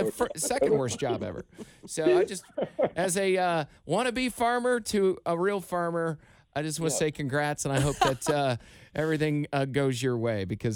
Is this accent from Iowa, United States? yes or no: yes; Iowa, United States; I did grow up in Iowa. I did grow up on 26 acres